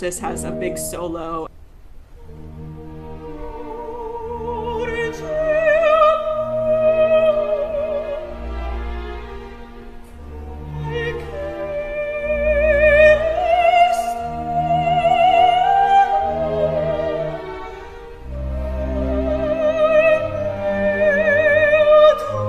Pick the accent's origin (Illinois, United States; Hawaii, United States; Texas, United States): Texas, United States; I grew up in Texas